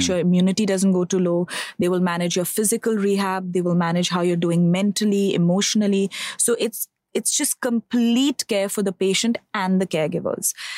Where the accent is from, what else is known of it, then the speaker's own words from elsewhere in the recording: Bangalore, Karnataka, India; I am originally from Bangalore. I'm born, brought up over there.